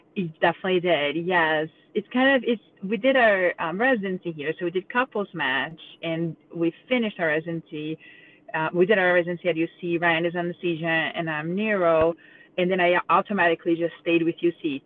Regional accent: Brazil; now in Cincinnati, United States; I'm from Brazil, but we live in Cincinnati, Ohio

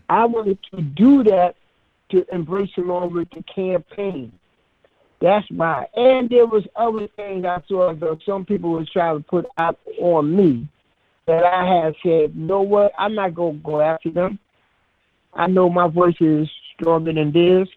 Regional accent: New York City, New York, United States; also born or lived in Antigua; I came up here at the age of five, and I was raised under my grandparents up in Harlem

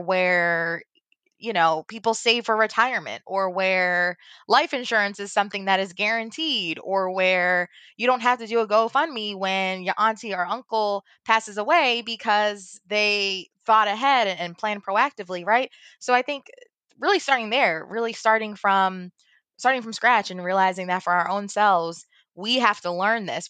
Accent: Baltimore, Maryland, United States; I grew up in Baltimore. I'm from Baltimore, Maryland.

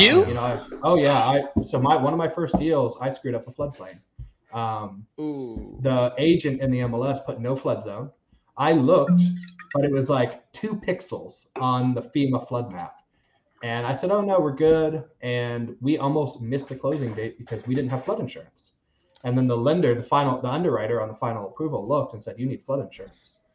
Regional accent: Seminole County, Florida, United States; I was born in Seminole County.

